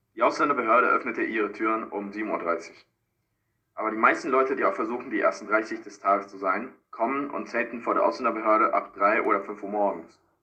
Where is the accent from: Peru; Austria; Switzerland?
Peru; German is a second language; now in Frankfurt, Germany; Peru, meine Heimat